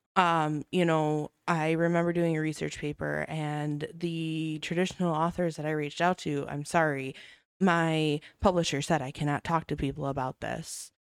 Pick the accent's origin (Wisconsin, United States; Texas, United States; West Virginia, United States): Wisconsin, United States; Racine; I grew up in Racine. Um, I've traveled outside of Racine to attempt to live several times, but I always get pulled back